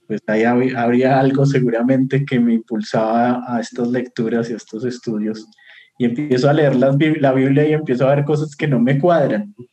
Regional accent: Bogotá, Colombia; yo soy de Bogotá, Colombia

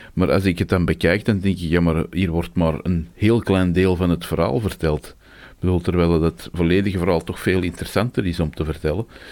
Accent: Antwerp, Flanders, Belgium; Als Antwerpenaar

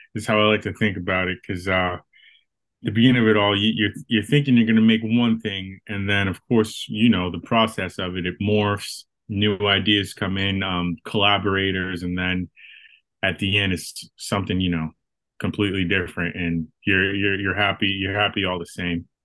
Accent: Boston, Massachusetts, United States; I'm from Boston, Massachusetts. I uh I've lived in Massachusetts my whole life

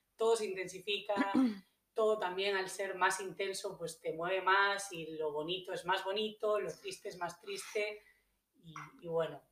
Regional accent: Galicia, Spain; moved away as an adult; also born or lived in Ibiza / New Zealand / United States; now in Australia; yo soy española, vengo del noroeste de España, de Galicia

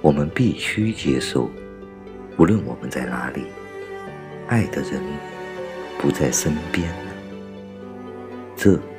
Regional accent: China; 我们中国人不仅受到的是一种仇恨教育

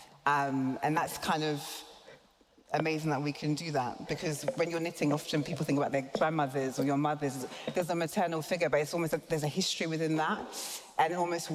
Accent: British born, England, United Kingdom; us being British born, us also being Ghanaian

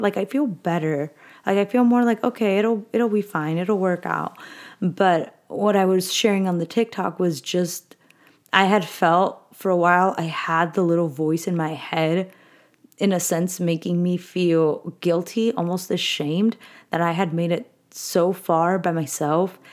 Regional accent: Southern California, United States; moved away as an adult; now in Northern California, United States; I was born and raised in SoCal.

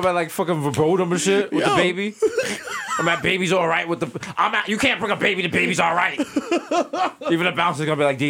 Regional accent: New York City, New York, United States; I'm from the Bronx.

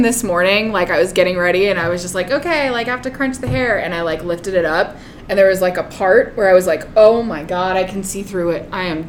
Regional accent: Reno, Nevada, United States; Growing up here

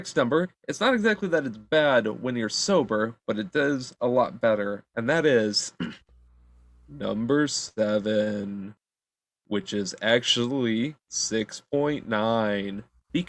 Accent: Michigan, United States; I'm from Michigan, so our shorelines are lake shores

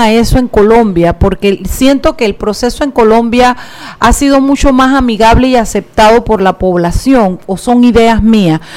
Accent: Chiriquí, Panama; soy yo de Chiriquí

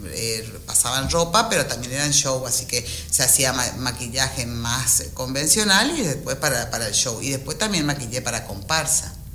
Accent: Buenos Aires, Argentina; born or raised there; moved away as an adult; now in Goya, Argentina

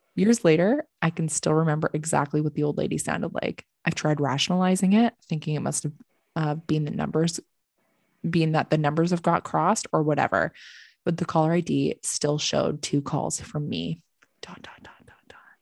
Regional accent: Canada; we're fucking Canadian

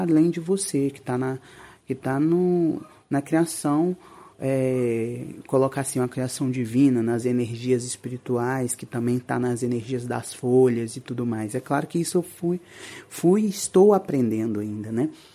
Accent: interior of Minas Gerais, Brazil; moved away; eu vim de, do interior de Minas Gerais

